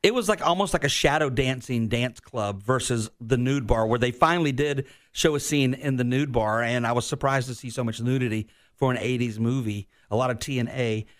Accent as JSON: {"language": "English", "region": "Florida", "country": "United States", "also_born_or_lived": "Virginia", "said": "getting back home to Florida. Like, I was heartbroken that I had to move out of my home state"}